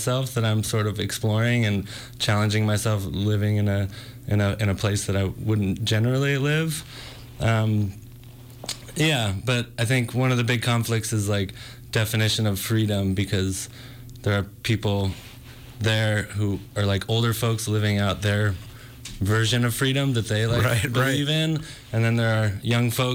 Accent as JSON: {"language": "English", "region": "Northern California", "country": "United States", "said": "Originally from Northern California"}